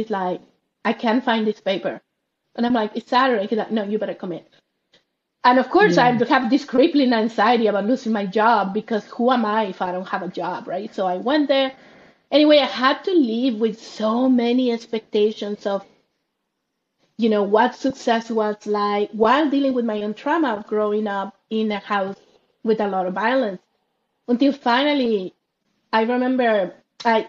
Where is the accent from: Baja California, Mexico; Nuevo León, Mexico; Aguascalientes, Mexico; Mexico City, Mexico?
Nuevo León, Mexico; Monterrey; moved away; I grew up in Mexico, in Monterrey, Mexico.